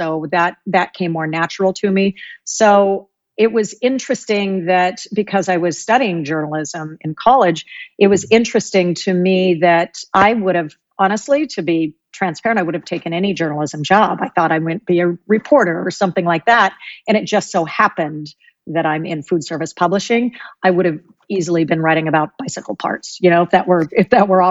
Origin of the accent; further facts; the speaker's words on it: California, Oregon, West Coast, United States; now in East Coast, United States; I grew up on the West Coast and California, Oregon